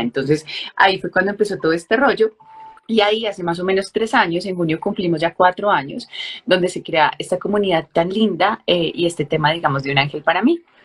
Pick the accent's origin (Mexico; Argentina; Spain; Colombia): Colombia